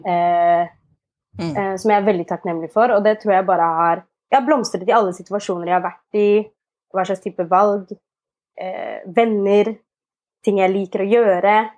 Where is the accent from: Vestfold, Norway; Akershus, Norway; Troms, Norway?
Akershus, Norway; Asker; also born or lived in Ethiopia; Jeg er adoptert fra Etiopia, eh, og jeg vokste opp i Asker.